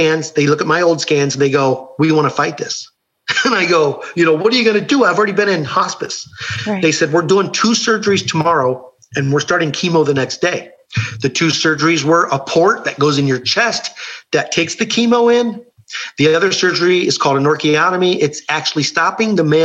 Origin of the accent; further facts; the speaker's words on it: Ohio, United States; I grew up Catholic in Ohio.